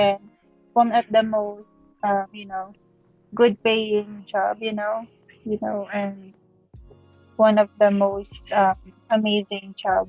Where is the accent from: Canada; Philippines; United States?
Philippines; I am from the Philippines